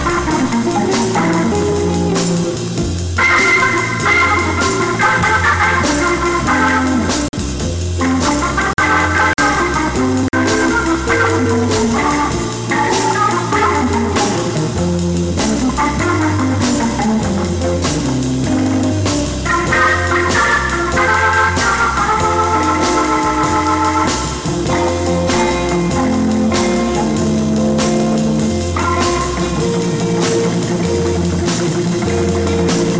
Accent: Oakland, California, United States; I'm from Oakland, San Francisco

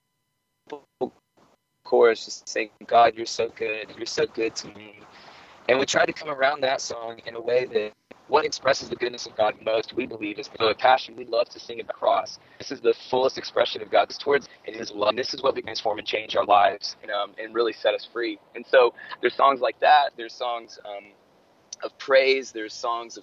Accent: Atlanta, Georgia, United States; my hometown here in Atlanta

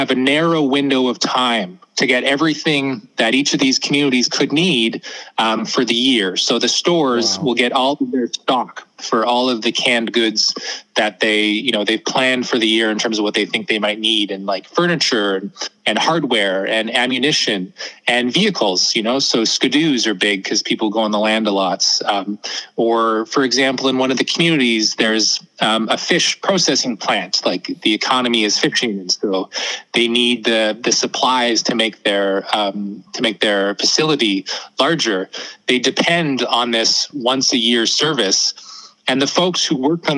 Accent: Northwest Territories, Canada; I was born and raised in the Northwest Territories

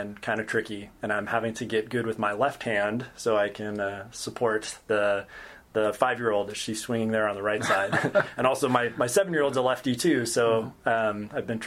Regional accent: just outside of Portland, Oregon, United States; moved away as an adult; also born or lived in Stanford, California / Chapel Hill, North Carolina / San Francisco, California; now in Davis, United States; I grew up in Oregon, just outside of Portland.

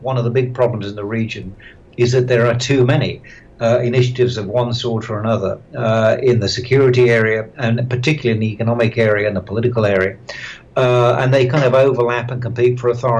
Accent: Australia; I'm from Australia

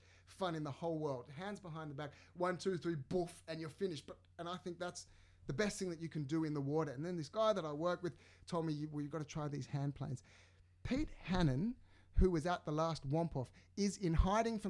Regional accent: Sydney, New South Wales, Australia; I'm from the suburbs of the North Shore.

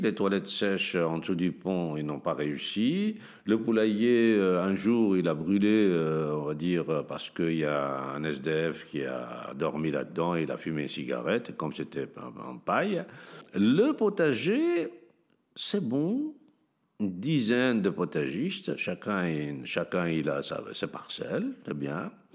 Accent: Tangier, Tanger-Tetouan-Al Hoceima, Morocco; now in Molenbeek, Belgium; je suis né à Tanger un beau jour de 1956

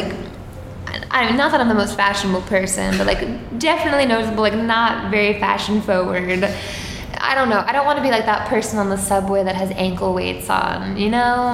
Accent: Suffolk County, Long Island, New York, United States; also born or lived in Boston; I'm from Suffolk County, which is more like the middle to the east part of the island.

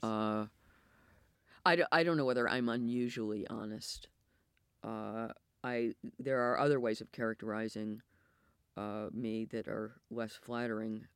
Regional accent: United States; accent: American; moved away as an adult; also born or lived in Belfast; now in United Kingdom; my American accent

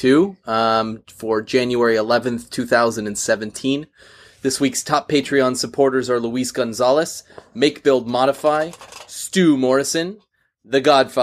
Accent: Canada; I'm Canadian.

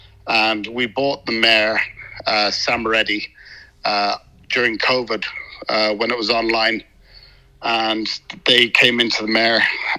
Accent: Ireland; now in Australia; And I grew up obviously in Ireland

